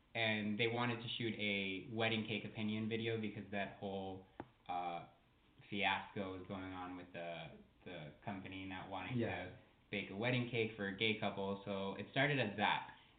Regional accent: Miami, Florida, United States; now in Los Angeles, United States; We grew up in Miami, Florida, which is a very openly gay accepting community.

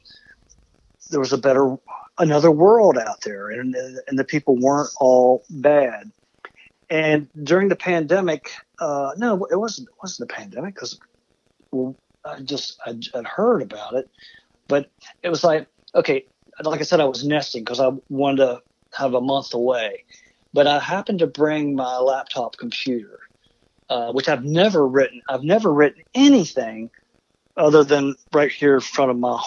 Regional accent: Martinsburg, West Virginia, United States; my hometown of Martinsburg. Actually, I'm Pikeside, right outside of Martinsburg

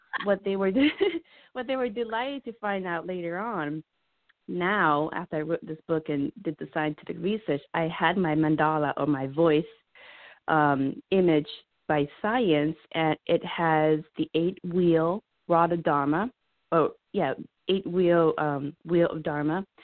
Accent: Laos; I'm Laotian

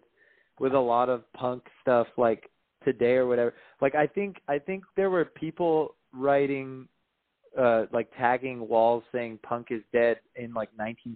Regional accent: Hermosa Beach, California, United States; Yeah, I grew up in Hermosa Beach.

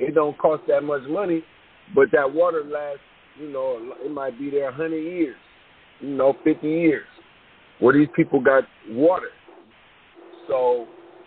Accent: United States; I'm actually from America

